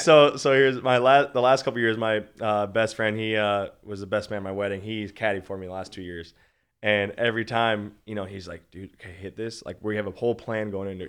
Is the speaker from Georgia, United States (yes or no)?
no; Minnesota, United States; I'm from Minnesota, born and raised, always been a Vikings fan.